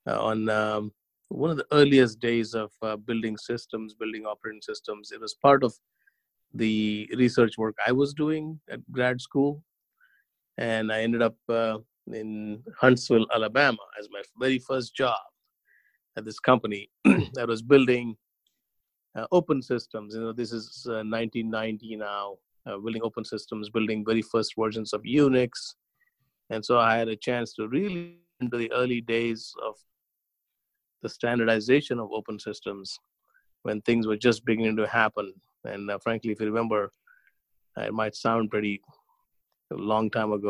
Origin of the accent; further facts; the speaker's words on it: Hyderabad, Telangana, India; moved away as an adult; now in United States; I grew up in a town called Hyderabad in India.